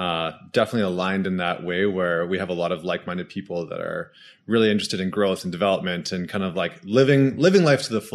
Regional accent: Alberta, Canada; I'm an Alberta boy

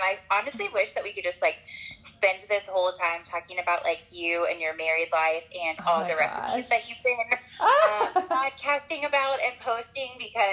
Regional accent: Asheville, North Carolina, United States; moved away as an adult; now in Nashville, United States; I grew up in Asheville, North Carolina

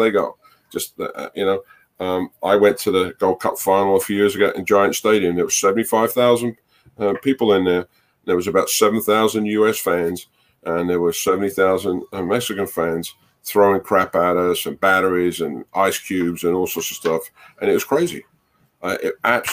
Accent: Barnet, London, United Kingdom; now in United States; I grew up in Barnet in North London.

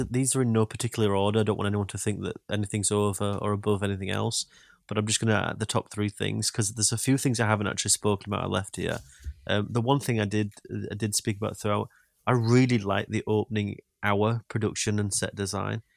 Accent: Yorkshire and the Humber, United Kingdom; accent: Yorkshire; my Yorkshire accent

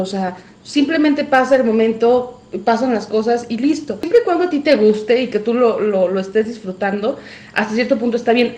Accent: Mexico; como buenos mexicanos

